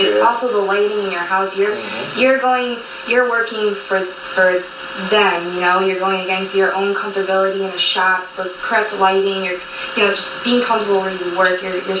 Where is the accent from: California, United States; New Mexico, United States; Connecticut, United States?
Connecticut, United States; Naugatuck; a barbershop in Naugatuck, which is my hometown.